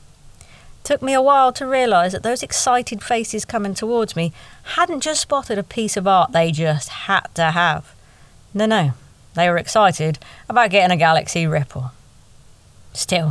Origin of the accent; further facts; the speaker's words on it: United Kingdom; we're British